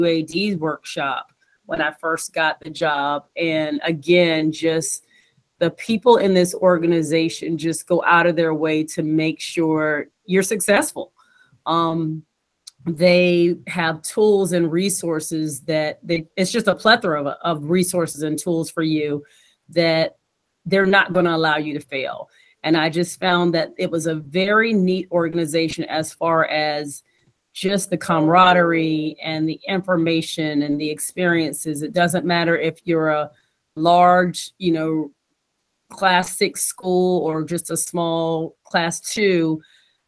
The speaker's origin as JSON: {"language": "English", "town": "Virginia Beach", "region": "Virginia", "country": "United States", "tie": "born or raised there", "also_born_or_lived": "College Park, Maryland", "said": "I'm from Virginia Beach. I went to school, elementary, junior high school."}